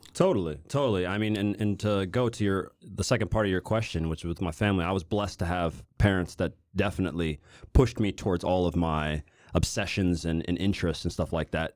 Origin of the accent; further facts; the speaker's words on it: Overland Park, Kansas, United States; I'm from Kansas City. Uh, I was born in Overland Park, uh, Kansas in the U S.